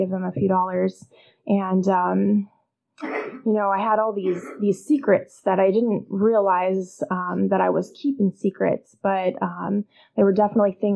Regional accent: Illinois, United States; I grew up in Illinois

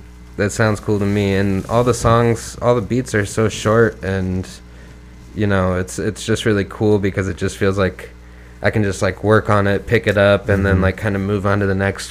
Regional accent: Iowa, United States; now in Minneapolis, United States; my hometown in Iowa

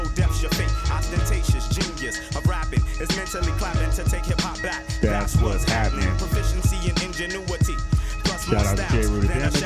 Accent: Boston, Massachusetts, United States; I'm from Boston

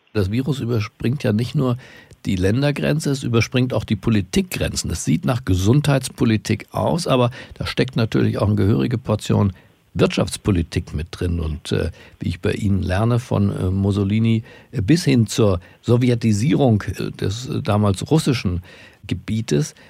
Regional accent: Germany; in unserer Identität als Deutsche

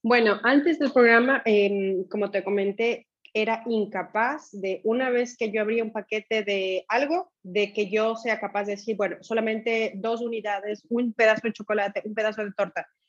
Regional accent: Ecuador; moved away as an adult; also born or lived in Europe / Asia; Soy ecuatoriana, dejé Ecuador en el 2000 y he tenido la oportunidad de vivir en diferentes países, tanto de Europa como de Asia

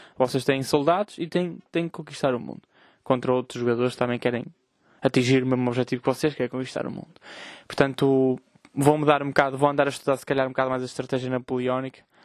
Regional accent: Vila Nova de Gaia, Norte, Portugal; Eu, eu sou de Gaia

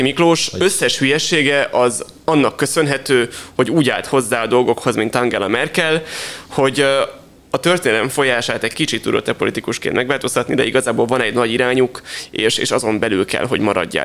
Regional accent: Hungary

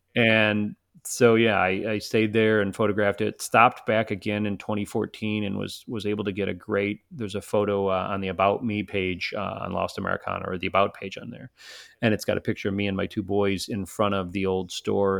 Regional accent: Chicago, Illinois, United States; I'm from Chicago, so it's not like I'm not used to snow

